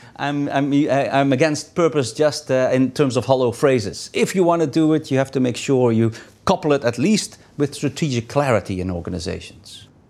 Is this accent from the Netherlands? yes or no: yes; Netherlands; English is a second language; moved away; I'm originally from the Netherlands